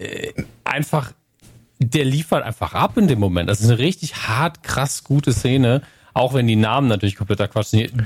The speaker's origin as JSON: {"language": "German", "region": "Northern Germany", "country": "Germany", "said": "bei uns im Norden"}